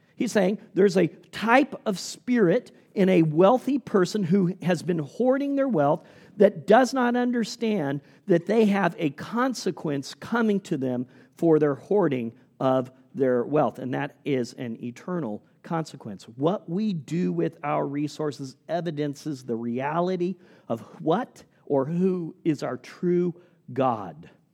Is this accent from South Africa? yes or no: no; Indonesia; moved away; As a little boy growing up in Indonesia